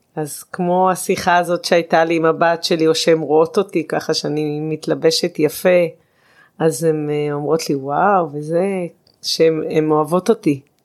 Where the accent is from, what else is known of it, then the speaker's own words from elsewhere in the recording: Israel; אני גדלתי בקיבוץ והחברה היא מאוד מצומצמת